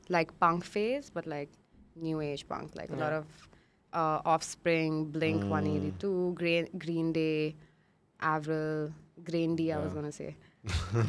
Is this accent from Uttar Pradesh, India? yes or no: no; Mumbai, Maharashtra, India; I moved to my grandparents' place when I was 10. So I grew up in Goregaon.